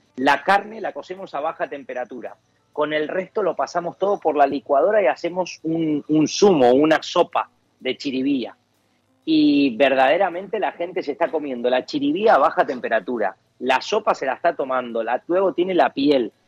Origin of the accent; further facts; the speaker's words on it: Argentina; moved away as an adult; now in Valencia, Spain; somos argentinos, que hemos nacido allá